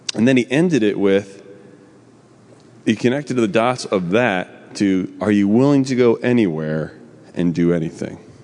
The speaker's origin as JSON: {"language": "English", "region": "New Jersey", "country": "United States", "said": "I'm from New Jersey."}